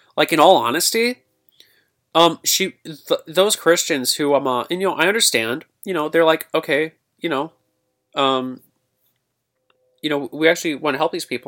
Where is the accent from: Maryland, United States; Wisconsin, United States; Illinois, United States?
Illinois, United States; Granite City; here in my hometown, Granite City